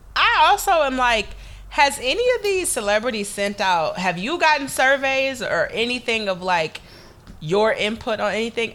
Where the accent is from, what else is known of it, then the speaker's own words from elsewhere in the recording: Detroit, Michigan, United States; I'm from Detroit